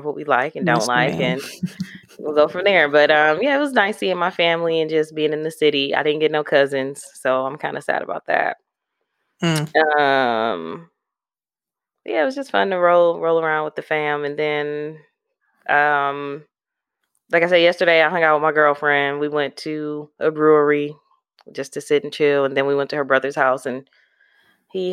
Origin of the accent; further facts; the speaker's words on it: Milwaukee, Wisconsin, United States; moved away as an adult; now in Nashville, United States; As far as like my hometown, I can't lie. Milwaukee raised me